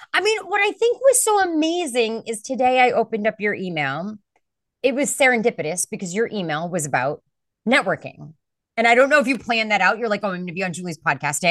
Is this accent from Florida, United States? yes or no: no; Boston, Massachusetts, United States; I'm from Boston.